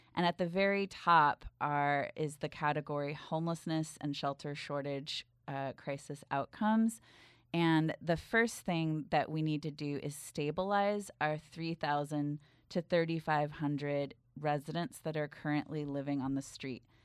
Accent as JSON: {"language": "English", "area": "Bay Area", "region": "California", "country": "United States", "tie": "born or raised there", "said": "I grew up in the Bay Area"}